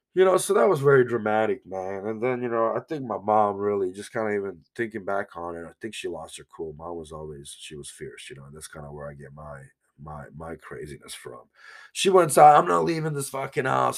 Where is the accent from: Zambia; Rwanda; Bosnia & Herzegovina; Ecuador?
Bosnia & Herzegovina; Banja Luka, Republika Srpska; moved away; I used to tell people I'm from Bosnia